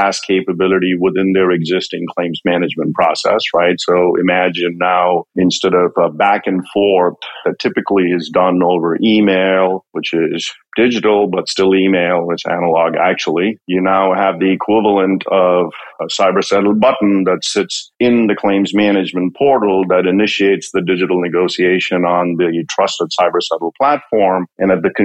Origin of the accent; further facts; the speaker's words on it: India; moved away as an adult; also born or lived in Connecticut, United States; now in Greenwich, United States; I grew up in India. I came to this country about 30 years ago. Came here for grad school